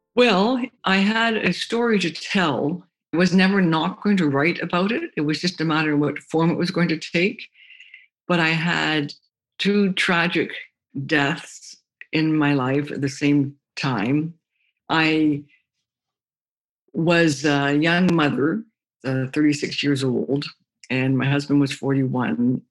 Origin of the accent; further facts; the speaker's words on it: Toronto, Ontario, Canada; I grew up in Toronto, Ontario, Canada